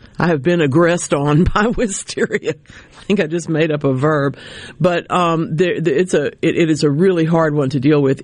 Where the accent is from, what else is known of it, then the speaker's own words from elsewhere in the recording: Louisiana, United States; my home state of Louisiana